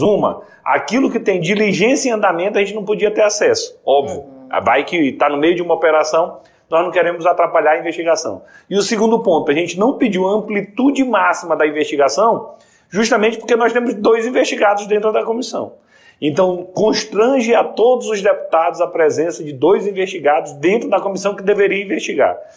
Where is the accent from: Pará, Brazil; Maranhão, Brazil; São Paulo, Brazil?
Maranhão, Brazil; Eu sou do Maranhão